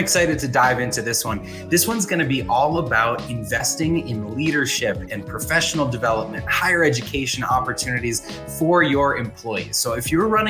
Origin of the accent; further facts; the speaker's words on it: Boston, Massachusetts, United States; I grew up in the Boston area